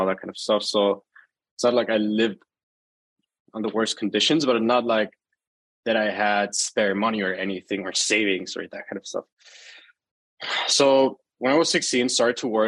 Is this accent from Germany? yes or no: yes; Germany; I was born and raised in Germany, lived all my life in Germany